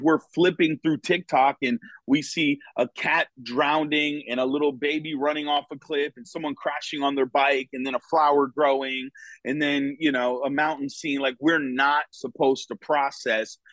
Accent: Connecticut, United States; moved away as an adult; now in Florida, United States; was born and raised in Connecticut

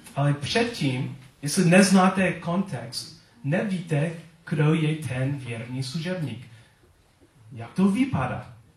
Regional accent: United States; accent: American; Czech is a second language; now in Czech Republic; svůj americký přízvuk

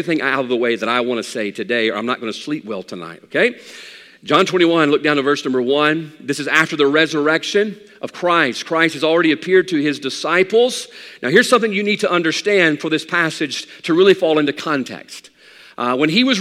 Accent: South Mississippi, United States; we grew up here in the South. I'm a South Mississippi boy.

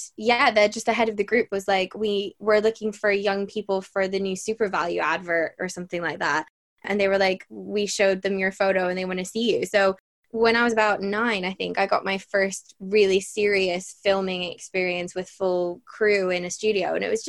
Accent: Bray, Leinster, Ireland; accent: Irish; So I am Irish. I have the weirdest accent, so anyone listening will probably be very confused, but I've moved around a lot, so I don't always sound Irish. But I grew up in Bray, and I joined Bray Junior Musical Society

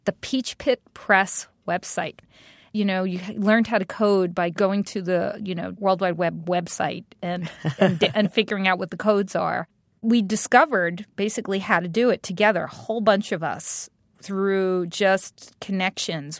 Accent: New York City, New York, United States; moved away; also born or lived in Brooklyn; I'm this girl from Staten Island

